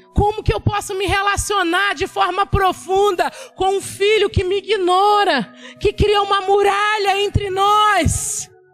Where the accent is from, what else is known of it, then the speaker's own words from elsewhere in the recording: Ilhéus, Bahia, Brazil; eu nasci em Ilhéus, lá no interiorzão, no mangue. Hoje em dia Ilhéus tem até aeroporto, mas na minha época era mangue